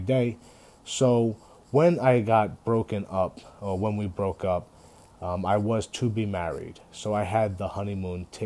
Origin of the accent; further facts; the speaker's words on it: United States; we're all American